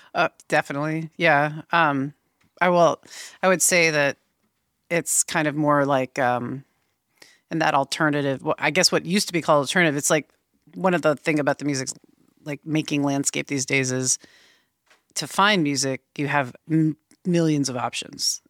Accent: Boston, Massachusetts, United States; also born or lived in Vermont / North Carolina; now in Portland, United States; Originally, uh, born in Boston and kind of lived between Massachusetts and Vermont for most the first like early part of my life. Yeah, I moved out here in about 2008 to Portland

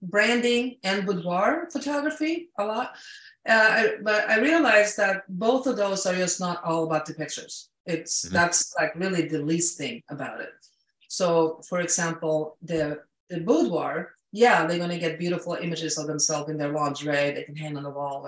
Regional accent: Sweden; moved away; I'm an immigrant. I came from Sweden.

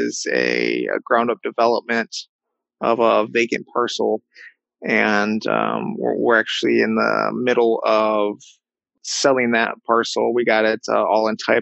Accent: Michigan, United States; been able to find opportunity here in my my home state

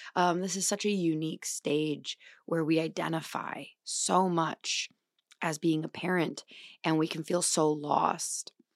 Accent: La Crosse, Wisconsin, United States; moved away; lacrosse for the weekend. where I'm from

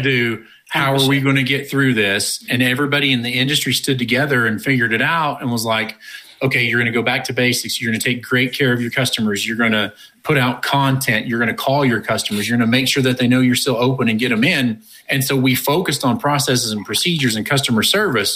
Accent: United States; also born or lived in Oklahoma / Texas; I grew up in Oklahoma and Texas

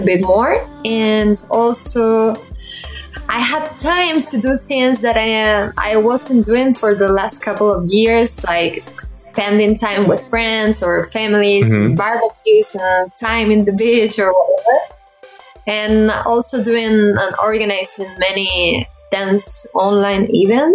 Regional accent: Seville, Andalusia, Spain; now in Malaga, Spain; So I'm originally from Sevilla, but now I'm living in Malaga

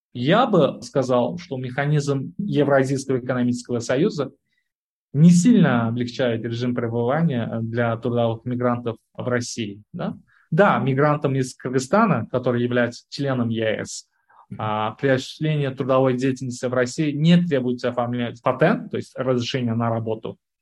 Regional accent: Uzbekistan; Я вот родом из Узбекистана

